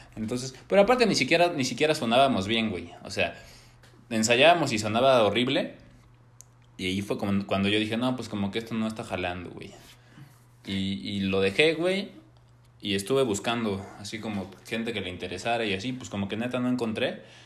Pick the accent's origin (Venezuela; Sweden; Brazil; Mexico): Mexico; somos de México y somos músicos.